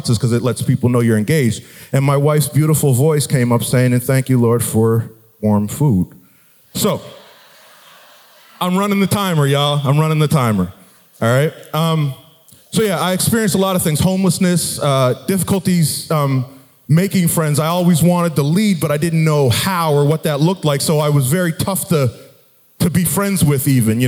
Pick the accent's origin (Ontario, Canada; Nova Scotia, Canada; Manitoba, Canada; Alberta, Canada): Nova Scotia, Canada; Halifax; I grew up in Halifax, Nova Scotia